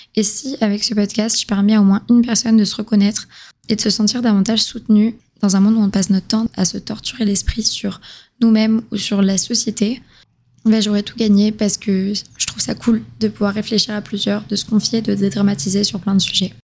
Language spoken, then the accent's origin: French; southern France, France; moved away as an adult; now in Montreal, Canada; je viens du sud de la France, mais je vis à Montréal depuis deux ans